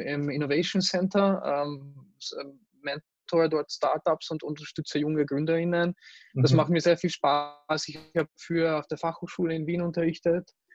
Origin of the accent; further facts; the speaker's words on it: Hungary; now in Austria; ich mich einfach als Ungar und als Europäer fühle